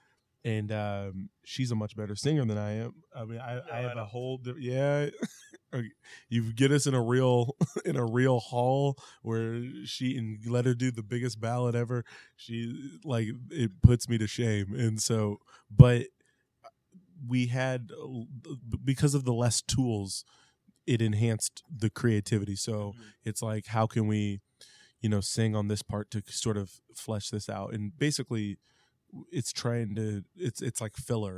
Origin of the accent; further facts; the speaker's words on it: Independence, Missouri, United States; we're from Independence